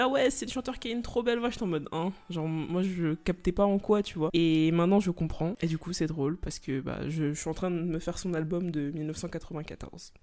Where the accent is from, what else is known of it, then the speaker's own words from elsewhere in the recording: Senegal; je suis sénégalaise, du coup, bien sûr, on écoutait de la musique sénégalaise